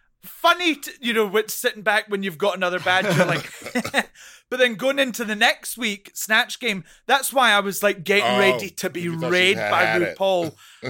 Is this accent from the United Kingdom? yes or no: yes; Scotland, United Kingdom; I come from the Scottish drag scene where there isn't a lot of money.